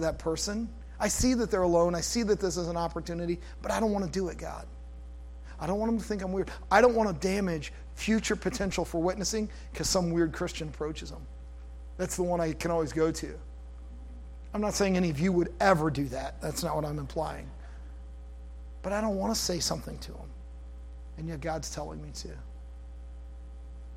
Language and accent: English; United States; I'm an American